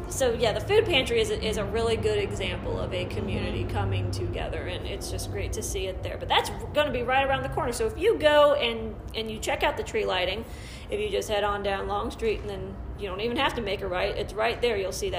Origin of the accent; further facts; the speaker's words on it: Ashville, Ohio, United States; including Asheville, my hometown.